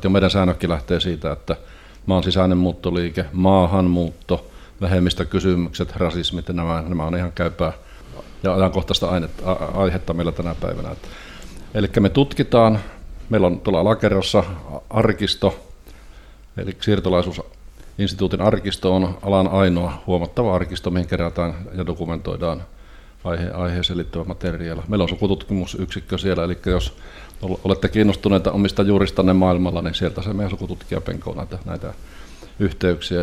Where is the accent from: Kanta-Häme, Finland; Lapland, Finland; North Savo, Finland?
Lapland, Finland; Rovaniemi; also born or lived in Kemi; now in Turku, Finland; Mä olen syntynyt, tai syntynyt Kemissä, mutta asunut nuoruutena ja myöhemmin elämäni Rovaniemellä.